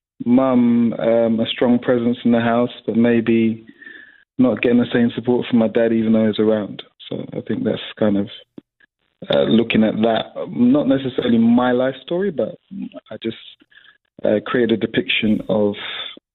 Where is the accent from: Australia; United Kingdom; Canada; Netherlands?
United Kingdom; London; a young black male growing up in London or growing up in England